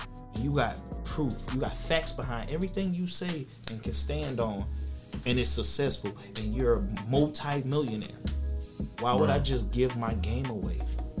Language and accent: English; Kinston, North Carolina, United States; moved away; I'm from Kinston